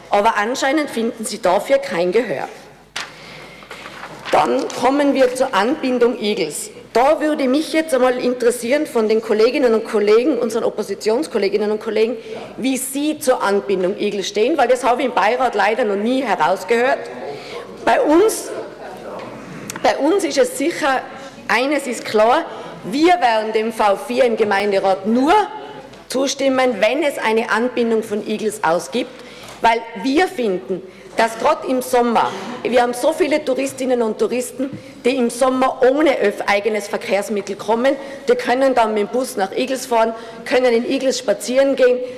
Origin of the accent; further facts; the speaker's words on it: Tyrol, Austria; Und es gibt viele, bei, Gott sei Dank bei uns in Tirol, die alleine dagestanden sind